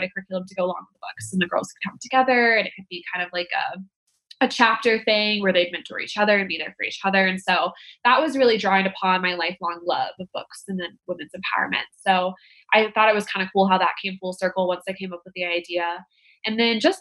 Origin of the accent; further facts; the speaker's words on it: Denver, Colorado, United States; I grew up in Denver, which is where I live now